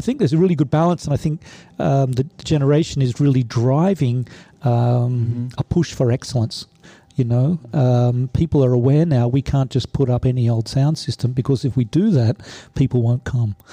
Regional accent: Sydney, New South Wales, Australia; moved away as an adult; now in Stuttgart, Germany; Originally, I'm from uh, Sydney, Australia.

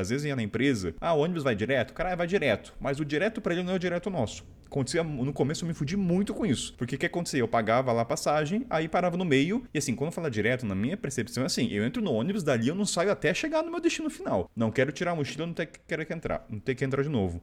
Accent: Brazil; falando como brasileiro

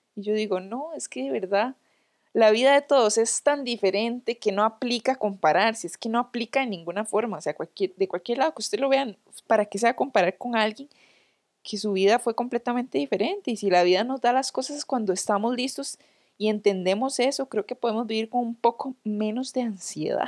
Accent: Guápiles, Limón, Costa Rica; moved away; no soy de San José, ¿verdad? Soy de Guapiles

